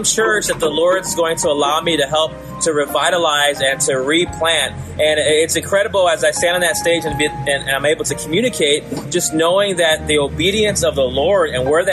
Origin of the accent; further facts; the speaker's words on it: Northwest Indiana, United States; a church in my hometown in Northwest Indiana